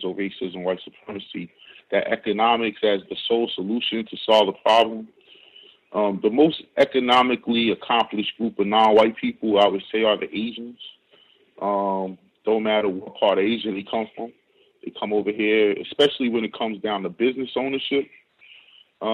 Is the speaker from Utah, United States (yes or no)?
no; Jersey City, New Jersey, United States; now in New York, United States; I grew up in Jersey City, New Jersey, which is right across the bay from Newark